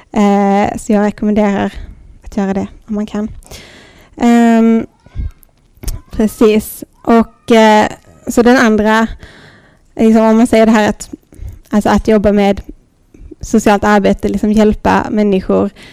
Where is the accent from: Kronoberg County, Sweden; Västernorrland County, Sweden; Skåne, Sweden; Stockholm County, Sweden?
Skåne, Sweden; Lund; also born or lived in Thailand; i lilla Dalby och Lund där jag växte upp